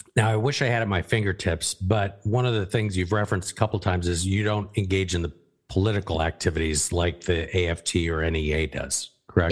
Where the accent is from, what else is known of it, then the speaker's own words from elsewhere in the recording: Arizona, United States; moved away; where we grew up in Arizona